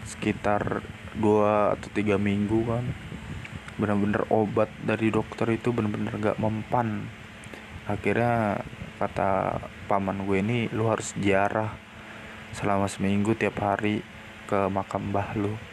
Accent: Java, Indonesia; menurut adat gua orang Jawa emang hal-hal mistis gitu masih ada apalagi kita tinggal di Indonesia

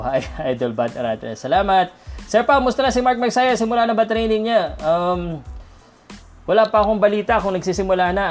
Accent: Philippines; I'm Filipino

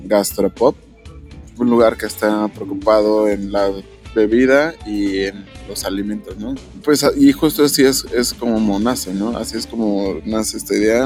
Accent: Mexico; porque si somos mexicanos, porque si hablamos el español

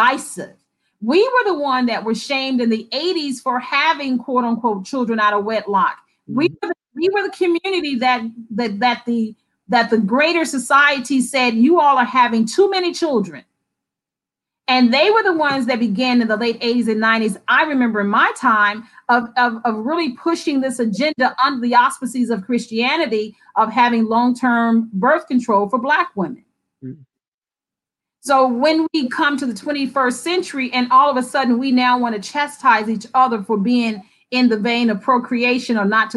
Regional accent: the South, United States; growing up in the South

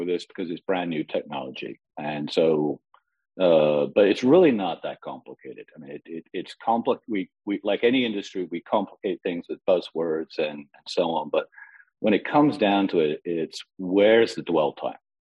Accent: London, United Kingdom; London did, my hometown

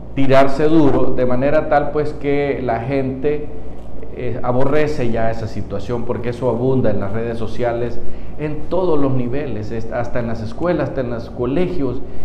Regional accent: Honduras; como pueblo hondureño

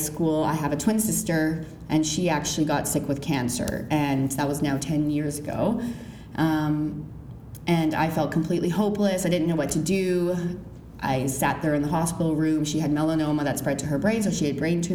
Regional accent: Kelowna, British Columbia, Canada; moved away as an adult; now in Ottawa, Canada; I am actually from Kelowna, BC. I moved out to Ottawa 2 years ago

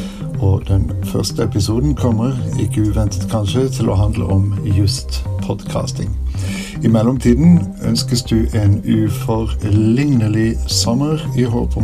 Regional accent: Norway; first language Norwegian; English is a second language; in my native tongue

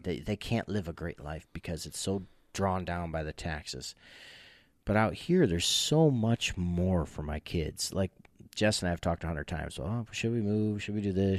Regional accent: New York, United States; moved away; also born or lived in Jamestown, New York

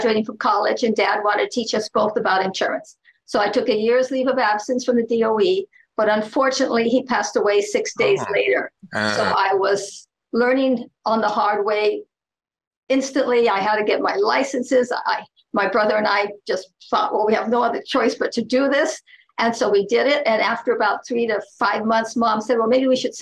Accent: Oahu, Hawaii, United States; I was born and raised on Oahu, and I still live on Oahu

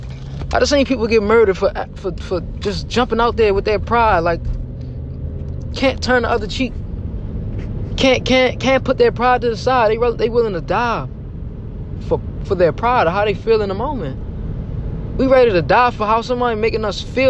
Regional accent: Baltimore, Maryland, United States; I'm from Baltimore, Maryland. The heart of the city, the tough grit city. I've seen a lot growing up.

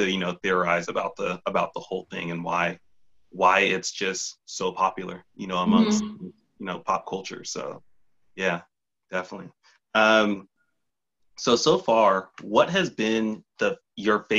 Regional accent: Fresno, California, United States; growing up in Fresno, born and raised

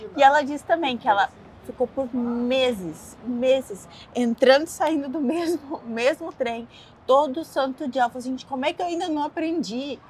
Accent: southern Brazil, Brazil; eu não sou de Minas, eu sou do, do sul do Brasil

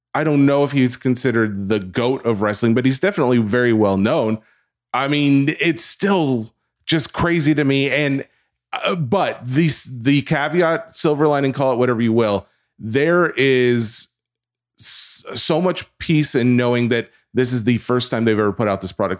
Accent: the South, United States; I'm from the South

